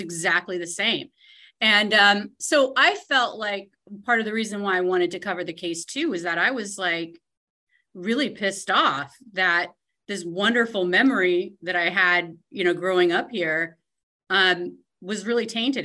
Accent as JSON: {"language": "English", "town": "Tacoma", "region": "Washington", "country": "United States", "tie": "born or raised there", "also_born_or_lived": "New York", "said": "my parents, we moved here from New York when I was one, and so mm. we my sister and I like rode these streets."}